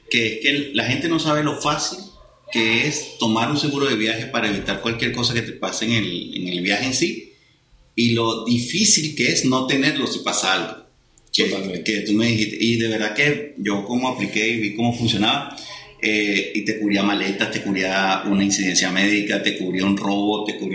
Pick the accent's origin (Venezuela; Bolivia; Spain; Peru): Venezuela; accent: Venezuelan; como soy demasiado pronunciación venezolana, a veces, y eso yo no la tengo tan fuerte como tus amigos o mi esposo